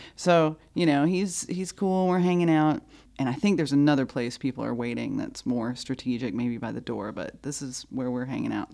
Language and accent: English; North Carolina, United States; I was from North Carolina